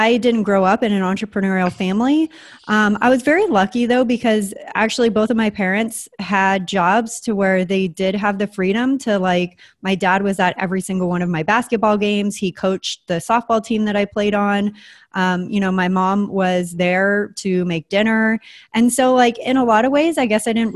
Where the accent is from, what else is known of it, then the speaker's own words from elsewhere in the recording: San Diego, California, United States; also born or lived in Springfield, Oregon / Santa Fe, New Mexico; I always consider San Diego as like where I grew up because it's what I remember most